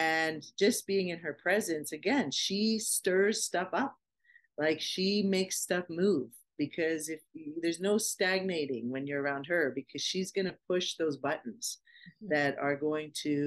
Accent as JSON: {"language": "English", "country": "Canada", "said": "we're from Canada"}